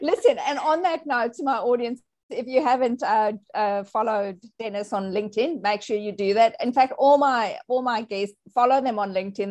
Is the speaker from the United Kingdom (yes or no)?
no; South Africa; I was born in South Africa. I think I was popped out of my mother's womb and I was immediately vaccinated. Like that's just how we roll in South Africa